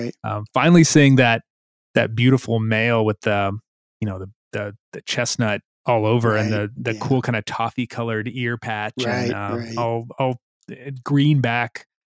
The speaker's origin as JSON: {"language": "English", "region": "Missouri", "country": "United States", "tie": "born or raised there", "moved": "yes", "lives_now": "North Carolina, United States", "said": "Even where I grew up in Missouri, their spring migration was more to the east of us, and now I'm in North Carolina"}